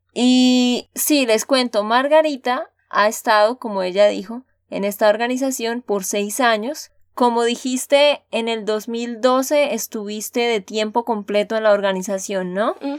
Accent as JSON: {"language": "Spanish", "region": "Santander", "country": "Colombia", "said": "de Santander, Colombia"}